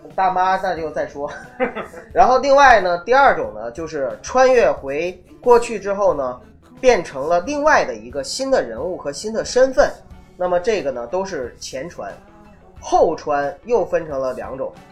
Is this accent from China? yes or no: yes; Northeast China, China; accent: Northeastern; 我东北人的那个暴露了